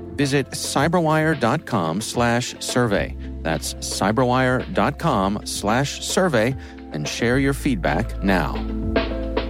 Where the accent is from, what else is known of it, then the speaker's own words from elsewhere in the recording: Ellicott City, Maryland, United States; my hometown in, in Ellicott City